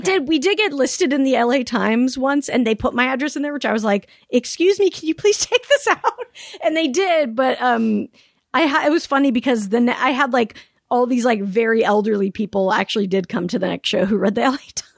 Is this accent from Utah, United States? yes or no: yes; Salt Lake City, Utah, United States; born or raised there; moved away as an adult; also born or lived in Palm Springs, California / Sacramento, California